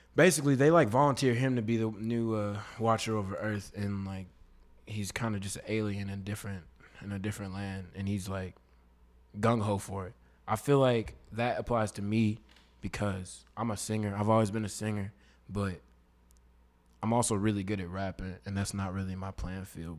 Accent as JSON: {"language": "English", "town": "Katy", "region": "Texas", "country": "United States", "tie": "born or raised there", "also_born_or_lived": "Austin, Texas", "said": "I was born in Austin, but I grew up in Katy, so I'm from Katy, Texas"}